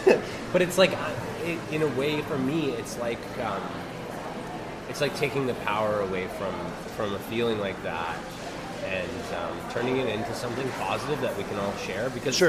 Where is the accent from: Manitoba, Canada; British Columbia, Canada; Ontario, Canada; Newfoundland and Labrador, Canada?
Manitoba, Canada; Winnipeg; I came from Fort Garry.